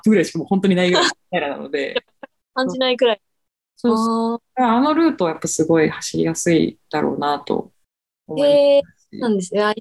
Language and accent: Japanese; Fukuoka, Japan; 私、福岡県です。ああ、福岡。福岡県です。はいね。そしたら。よく言われます、どうも。方言とか。出ますよ、出ますよ。